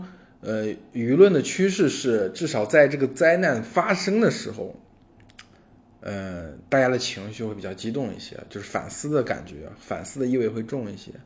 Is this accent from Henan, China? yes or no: yes; Henan, China; 我作为河南人